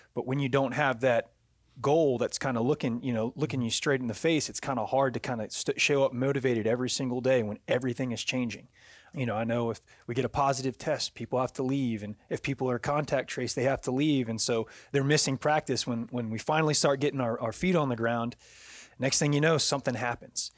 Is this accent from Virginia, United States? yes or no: yes; Virginia, United States; also born or lived in Louisiana; now in Jacksonville, United States; I'm from Virginia originally